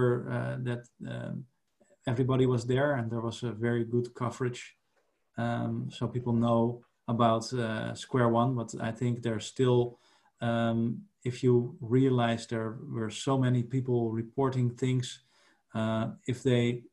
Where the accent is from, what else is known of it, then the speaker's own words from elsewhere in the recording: Netherlands; I was from the Netherlands